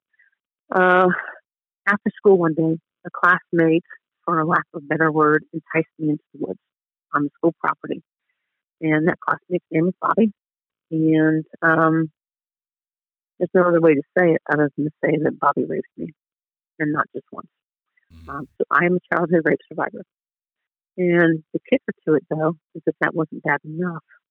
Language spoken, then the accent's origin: English; Dayton, Ohio, United States; I grew up in Dayton, Ohio, and I am the middle of five kids